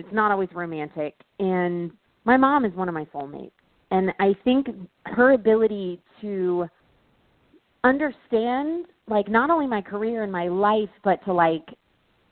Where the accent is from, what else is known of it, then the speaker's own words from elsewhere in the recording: Texas, United States; moved away as an adult; also born or lived in California; Growing up in America, growing up in Texas